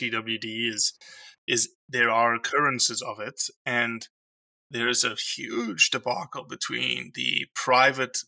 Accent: South Africa; moved away as an adult; now in Mississippi, United States; I'm a South African who's been in Mississippi since 2003

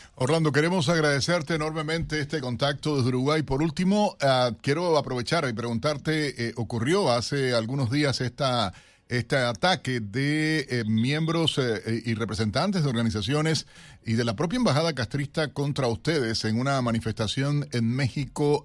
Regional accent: Cuba; now in United States; nuestro país Cuba. Soy cubano también, ustedes lo saben, pero soy americano

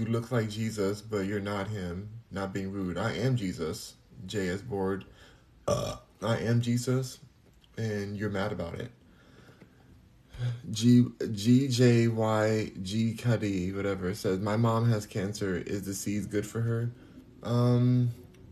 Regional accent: United States; I'm American

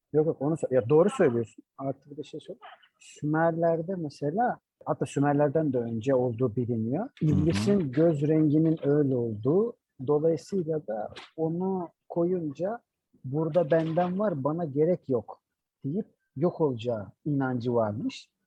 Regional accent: Adana, Turkey; also born or lived in Mersin; bizim memlekette Adana'da

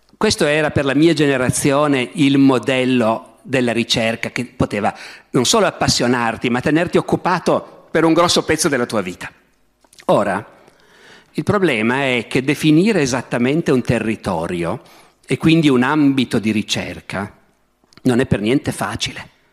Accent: Piedmont, Italy; da piemontese

